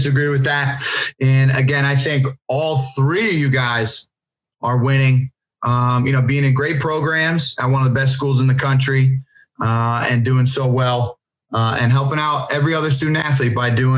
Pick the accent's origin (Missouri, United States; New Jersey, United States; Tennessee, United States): New Jersey, United States; I grew up in New Jersey